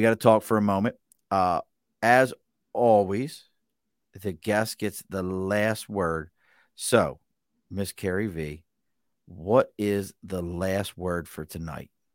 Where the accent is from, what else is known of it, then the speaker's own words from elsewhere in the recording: Baltimore, Maryland, United States; accent: Mid-Atlantic; I'm from Baltimore